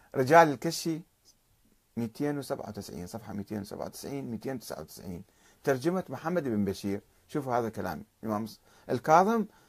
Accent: Iraq; عندنا بالعراق

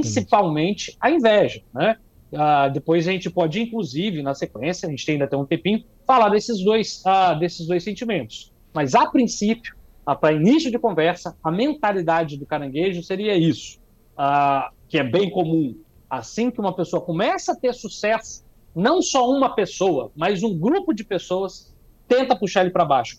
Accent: Espírito Santo, Brazil; também sou do Espírito Santo

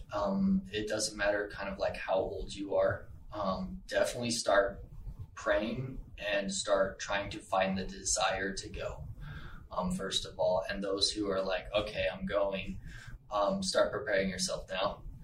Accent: Las Vegas, Nevada, United States; I am from Las Vegas

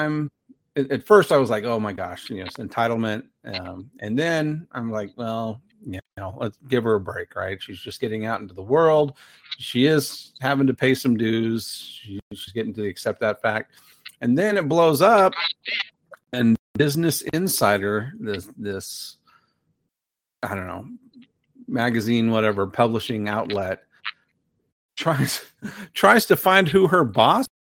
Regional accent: Arizona, United States; moved away; also born or lived in Colorado / New Mexico; I grew up in Arizona.

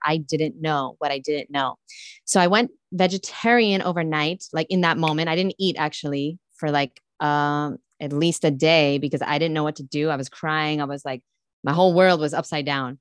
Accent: New York City, New York, United States; I grew up in Brooklyn, New York

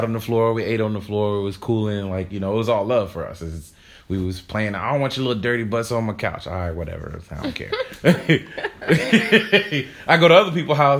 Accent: North Carolina, United States; growing up in North Carolina

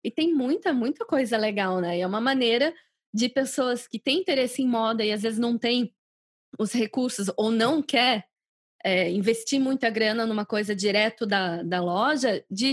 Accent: Brazil; moved away as an adult; quando eu saí do Brasil há 10 anos

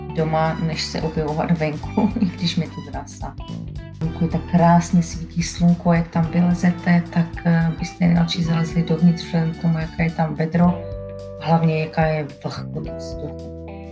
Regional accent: Czechia; first language Czech; moved away as an adult; now in Alabama, United States; jak se snažím vychovat své děti, aby mluvili česky, Eh, tady v Americe

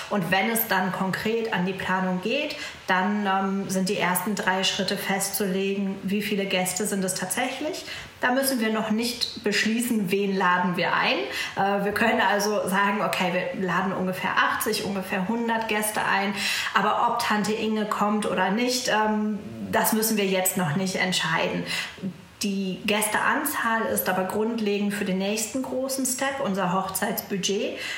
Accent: Münster, North Rhine-Westphalia, Germany; ich komme aus Münster

